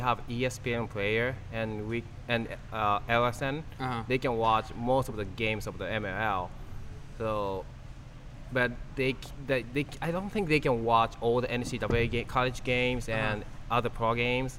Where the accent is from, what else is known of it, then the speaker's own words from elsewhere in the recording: Tokyo, Japan; English is a second language; moved away as an adult; also born or lived in Canada; I was born in Tokyo and raised in Tokyo